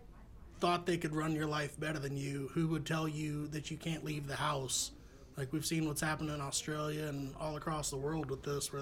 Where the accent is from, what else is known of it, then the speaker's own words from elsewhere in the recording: North Florida, United States; moved away as an adult; also born or lived in Orlando / Fort Knox, Kentucky; now in Tennessee, United States; So I grew up in North Florida, lived there from 1993 until pretty much college in 2006. Went to college for a year and a half in Orlando.